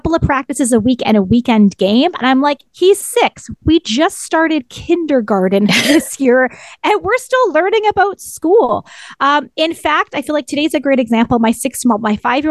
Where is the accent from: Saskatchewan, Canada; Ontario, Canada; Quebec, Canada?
Ontario, Canada; moved away; I'm originally from Ontario, which you've talked about a lot in this podcast, and Ontario has big hockey culture